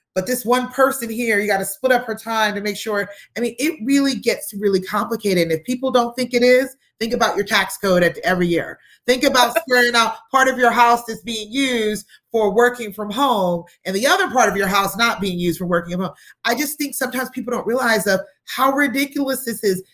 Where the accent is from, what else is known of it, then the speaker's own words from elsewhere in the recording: United States; we being American citizens